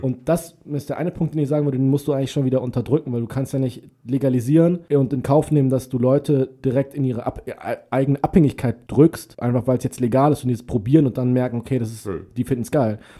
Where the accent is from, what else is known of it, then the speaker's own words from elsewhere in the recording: Germany; bei uns in Deutschland